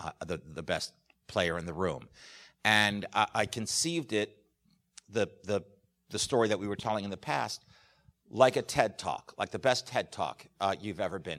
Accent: New York, United States; But I grew up in New York, and my parents took me to the theater all the time, starting from a very young age.

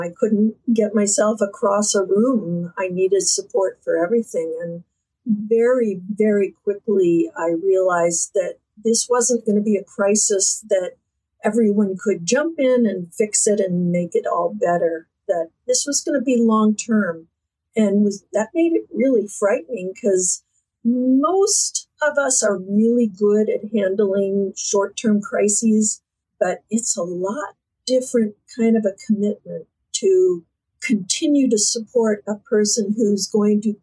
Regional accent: Fort Lauderdale, Florida, United States; moved away as an adult; now in south of Boston, United States; I was born in Fort Lauderdale

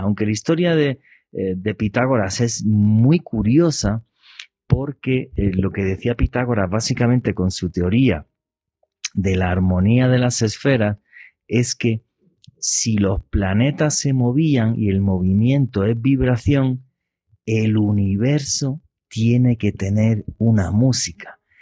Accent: Andalusia, Spain; now in Colombia; de la región que yo soy del sur de España

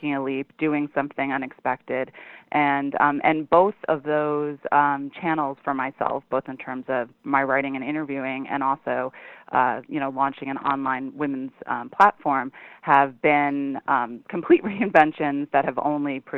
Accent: New York City, New York, United States; also born or lived in Ithaca, New York; I grew up in New York City on East 79th Street

